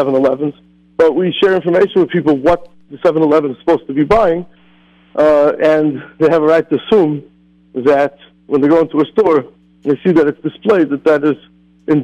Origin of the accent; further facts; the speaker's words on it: Scranton, Pennsylvania, United States; moved away as an adult; also born or lived in Phoenix, Arizona; I lived in Phoenix, Arizona for 12 and a half years, and I grew up in Scranton, Pennsylvania